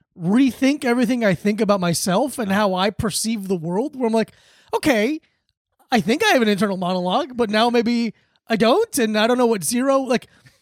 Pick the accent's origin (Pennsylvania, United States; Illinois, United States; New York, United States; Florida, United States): Florida, United States; I grew up in Florida, but my first like 12 or 13 years were in all black schools.